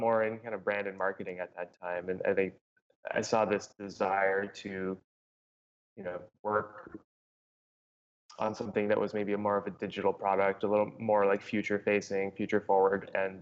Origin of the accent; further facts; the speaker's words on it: Canada; moved away as an adult; also born or lived in Los Angeles; now in Playa Vista, Los Angeles, United States; as a Canadian moving to the US